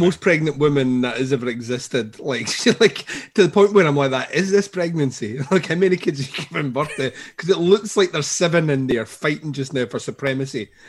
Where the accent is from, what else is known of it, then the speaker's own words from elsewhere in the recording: Scotland, United Kingdom; I'm Scottish